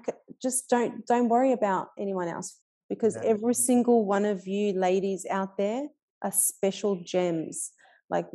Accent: Melbourne, Victoria, Australia; I grew up in Fitzroy and I'm still in Fitzroy

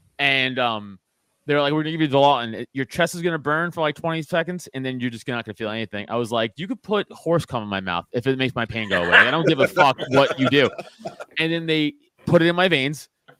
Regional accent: New York City, New York, United States; growing up in Staten Island, Italian, with the Italian friends and family

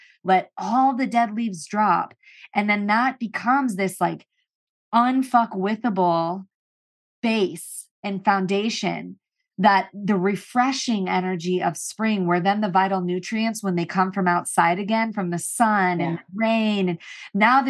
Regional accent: St. Louis, Missouri, United States; also born or lived in Boulder, Colorado; now in Los Angeles, United States; I grew up in St. Louis

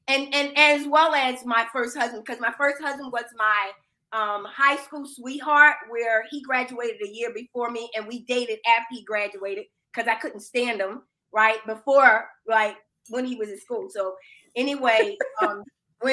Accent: Philadelphia, Pennsylvania, United States; I'm originally from Philadelphia, Pennsylvania. I'm inner city.

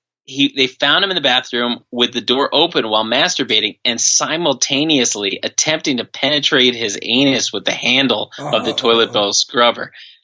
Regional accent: New Jersey, United States; born or raised there

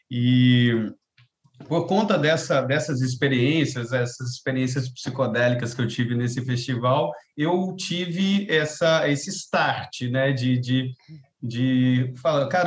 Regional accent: Santos, São Paulo, Brazil; born there; now in Rio de Janeiro, Brazil; eu nasci em Santos, né? No litoral de São Paulo. Depois fui para o interior de São Paulo, fui para Minas Gerais, onde eu fiz a minha faculdade de música, né? E depois fui para São Paulo capital, depois que eu vim para o Rio.

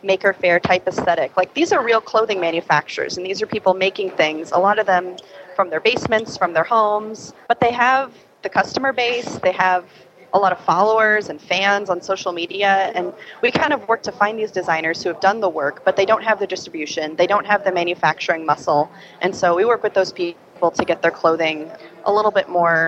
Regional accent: Midwest, United States; I'm a down-home girl. I'm from the Midwest

